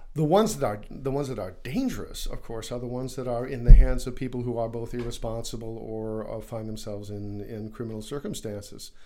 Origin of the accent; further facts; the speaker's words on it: United States; as an American